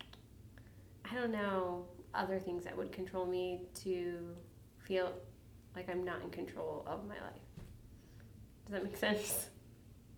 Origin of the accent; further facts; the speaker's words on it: Chicago, Illinois, United States; moved away; also born or lived in Portland / Spokane / Walla Walla; Growing up in Chicago and having gangs around you